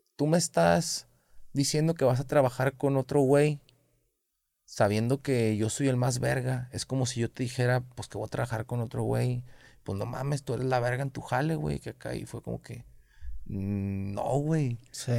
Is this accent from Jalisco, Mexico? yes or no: yes; Guadalajara, Jalisco, Mexico; yo también soy de Oblatos